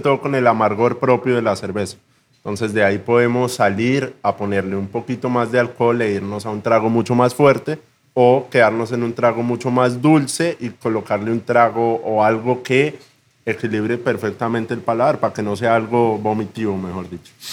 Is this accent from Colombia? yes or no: yes; Zipaquirá, Cundinamarca, Colombia; moved away as an adult; Yo soy cipaquireño. Eso queda como a tres horas de Bogotá.